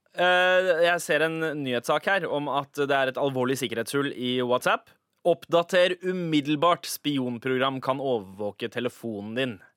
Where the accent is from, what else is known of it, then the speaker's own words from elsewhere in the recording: Oslo, Norway; also born or lived in Lørenskog; Jeg har bodd på Søndre Nordstrand nesten hele mitt liv